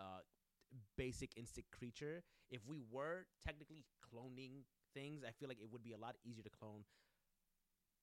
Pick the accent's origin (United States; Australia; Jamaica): United States; I'm an American